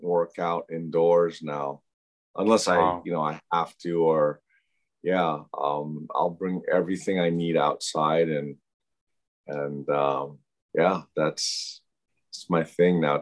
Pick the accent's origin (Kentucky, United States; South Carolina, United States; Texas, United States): Kentucky, United States; Louisville; now in Hawaii, United States; I was born in Louisville, Kentucky